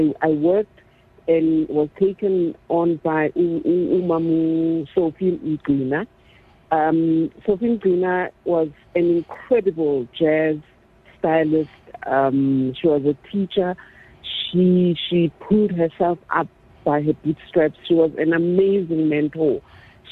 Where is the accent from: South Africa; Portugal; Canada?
South Africa; Soweto, Gauteng; So I had all these powerful women growing up in Orlando, powerful women influencing me subconsciously.